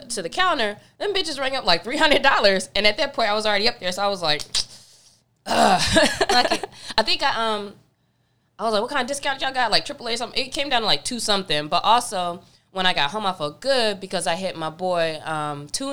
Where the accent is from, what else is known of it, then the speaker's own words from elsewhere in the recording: North Carolina, United States; now in Los Angeles, United States; growing up in North Carolina